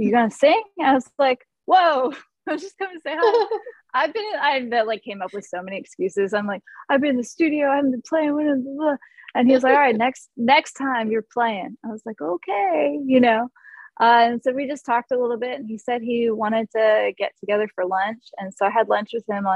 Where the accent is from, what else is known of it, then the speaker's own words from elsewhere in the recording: Florida, United States; I'm from the Orange Blossom State.